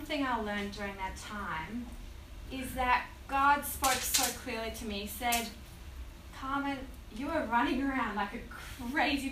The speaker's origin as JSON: {"language": "English", "country": "South Africa", "tie": "born or raised there", "moved": "yes", "lives_now": "Australia", "said": "So I was born in South Africa. You might hear my tiny little accents all there, but I've been here for 16 years."}